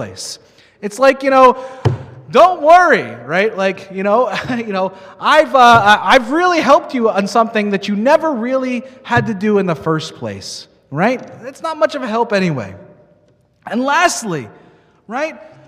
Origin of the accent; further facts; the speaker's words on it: New York, United States; now in Minnesota, United States; I grew up in New York, so we would go constantly to Broadway